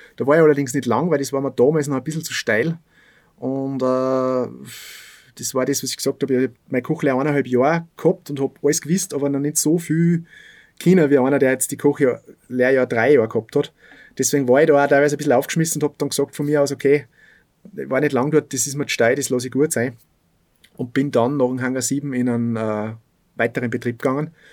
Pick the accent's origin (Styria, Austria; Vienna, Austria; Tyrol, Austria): Styria, Austria; Bad Aussee; also born or lived in Salzburg; bei uns in Aussee